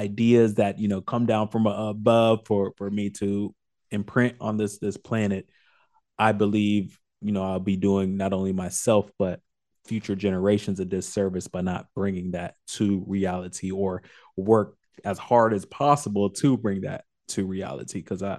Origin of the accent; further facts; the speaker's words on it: Orlando, Florida, United States; I'm born and raised in Orlando, so that was my number one.